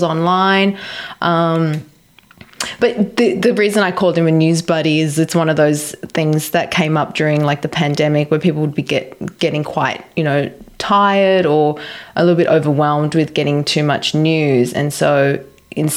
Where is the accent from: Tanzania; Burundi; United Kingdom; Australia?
Australia; moved away; I actually did learn to dive quite well when I was a kid. You know, in Australia, you grow up and you learn to swim at a very young age.